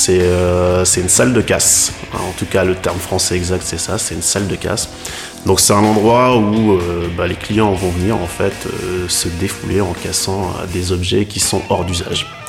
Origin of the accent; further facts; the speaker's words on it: Lille, Hauts-de-France, France; Moi je suis de Lille